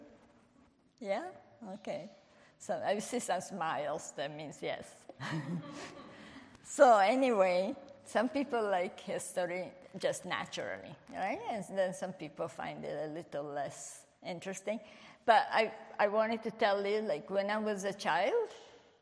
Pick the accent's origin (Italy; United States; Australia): Italy; English is a second language; moved away; I was born in Italy